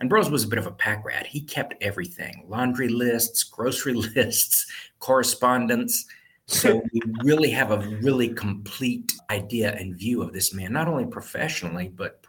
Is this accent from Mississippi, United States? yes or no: yes; Starkville, Mississippi, United States; moved away as an adult; also born or lived in Jackson, Mississippi / Los Angeles; I grew up in Starkville, Mississippi, which was a small town when I was growing up here years ago